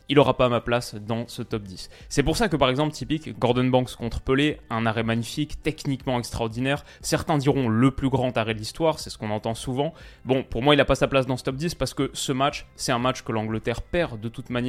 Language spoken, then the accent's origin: French; Lyon, Auvergne-Rhône-Alpes, France; Moi, en tant que lyonnais, j'aimerais le mettre dans le top 10